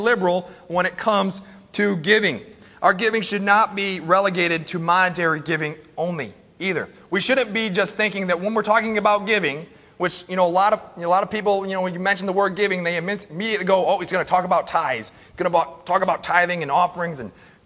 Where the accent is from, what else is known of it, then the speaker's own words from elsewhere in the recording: United States; we as American Christians